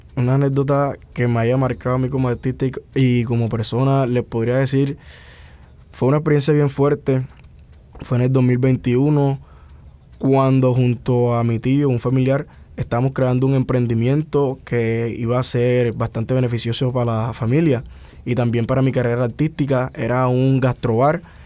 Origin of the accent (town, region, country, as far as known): Cartagena, Bolívar, Colombia